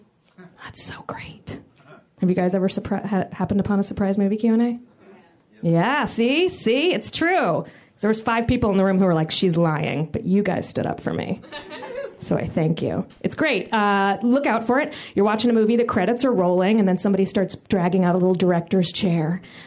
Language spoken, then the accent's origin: English; Florida, United States; I am from Florida.